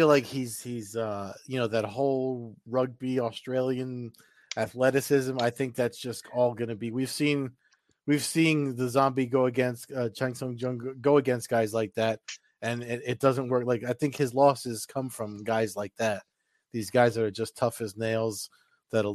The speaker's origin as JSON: {"language": "English", "region": "New Jersey", "country": "United States", "tie": "born or raised there", "said": "New Jersey, my home state."}